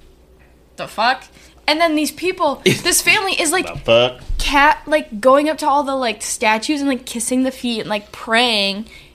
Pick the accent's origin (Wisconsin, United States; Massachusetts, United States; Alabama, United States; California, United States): Wisconsin, United States; we're from Wisconsin